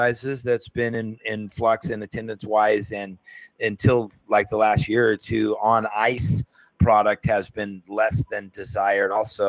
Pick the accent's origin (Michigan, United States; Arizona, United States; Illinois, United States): Arizona, United States; Phoenix; And I'm from the Phoenix area, and I know the geography out there well.